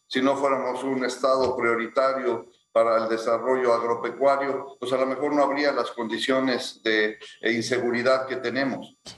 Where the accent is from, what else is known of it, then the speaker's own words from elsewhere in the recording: Ciudad Victoria, Tamaulipas, Mexico; born there; los dos nacimos en Ciudad Victoria